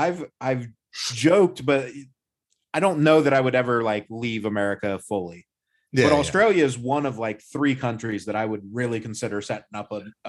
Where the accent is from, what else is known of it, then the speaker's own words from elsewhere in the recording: United States; as an American